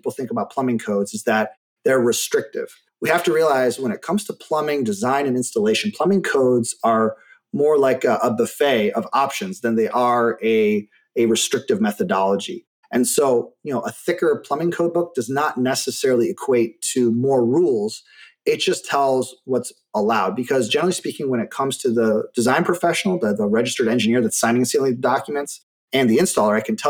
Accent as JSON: {"language": "English", "region": "Michigan", "country": "United States", "tie": "born or raised there", "also_born_or_lived": "Germany", "moved": "as an adult", "lives_now": "Phoenix, United States", "said": "where I grew up in Michigan"}